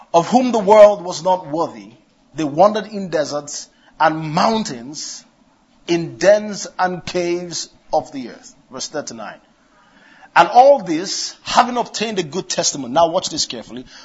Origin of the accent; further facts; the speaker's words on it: Kano, Kano State, Nigeria; I was born in Kano, grew up in Kano